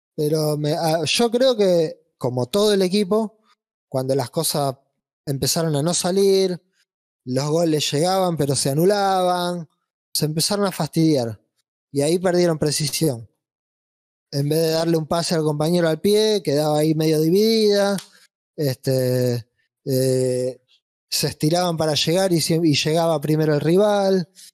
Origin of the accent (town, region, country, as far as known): Argentina